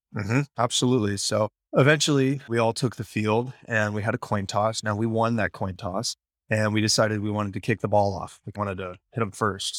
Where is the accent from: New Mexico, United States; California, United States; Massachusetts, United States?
California, United States; Sacramento; in Sacramento, where I'm from